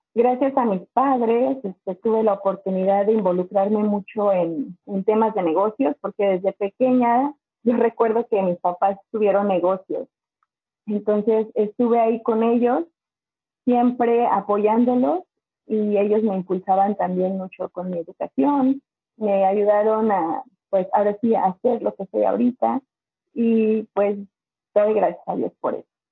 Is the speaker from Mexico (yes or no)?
yes; Zinacantepec, State of Mexico, Mexico; moved away as an adult; now in Michigan, United States; soy del Estado de México, de un pueblito llamado Sinacantepec. Este, siempre digo Toluca porque Sinacantepec casi nadie lo conoce. Estamos, yo creo que a 15 minutos de Toluca, pero en ese pueblito yo me creé, crecí en Santa Cruz Cautenco